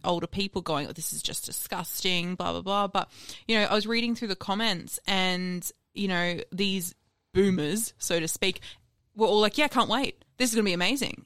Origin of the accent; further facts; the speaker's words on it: Sunshine Coast, Queensland, Australia; moved away as an adult; also born or lived in America; I grew up on the sunny coast.